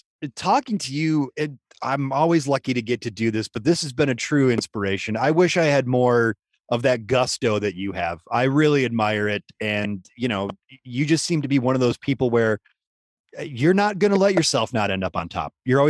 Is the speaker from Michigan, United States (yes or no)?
yes; Michigan, United States; Like, I'm from Michigan, and we don't, like, our roads are, you know, it's